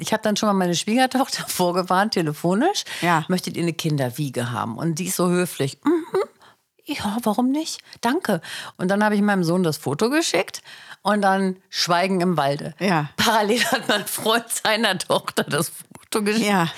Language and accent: German; Hanover, Lower Saxony, Germany; also born or lived in Mecklenburg; Ich war ja in Hannover